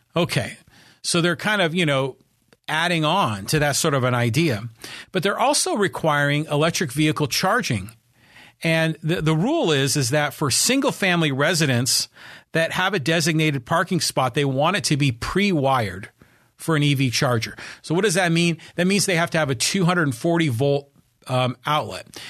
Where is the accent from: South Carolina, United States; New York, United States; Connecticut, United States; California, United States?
California, United States; Poway; here in my hometown of Poway